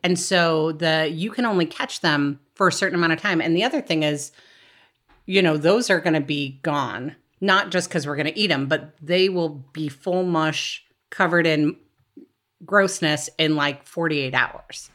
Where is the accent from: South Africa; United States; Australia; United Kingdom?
United States; Wyoming; moved away as an adult; now in Oregon, United States; I grew up in Wyoming